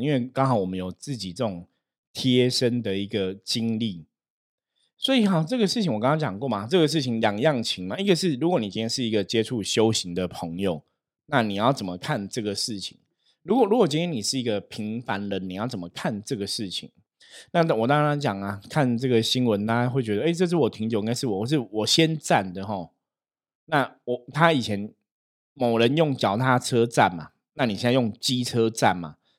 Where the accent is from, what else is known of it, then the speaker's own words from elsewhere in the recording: Taipei, Taiwan; also born or lived in Taishan, New Taipei; 我从小其实我是住在台北市的吼，我住在士林，我在士林出生